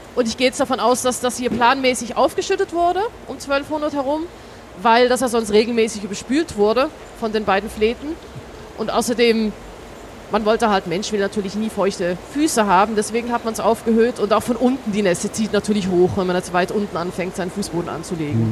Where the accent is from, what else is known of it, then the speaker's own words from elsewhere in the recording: Switzerland; also born or lived in Baden-Württemberg; now in Hamburg, Germany; ich komme aus der Schweiz, wie man hier in Hamburg bestimmt gut hören kann